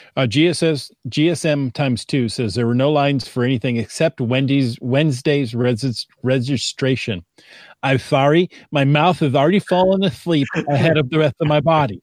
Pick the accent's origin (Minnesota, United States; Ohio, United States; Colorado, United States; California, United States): Ohio, United States; Perrysburg; moved away; I grew up in Perrysburg, which is, you know, right across the river